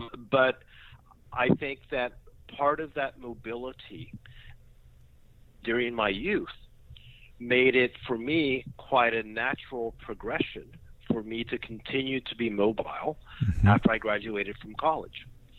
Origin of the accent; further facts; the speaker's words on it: Knoxville, Tennessee, United States; born there; So I was born in Knoxville, Tennessee.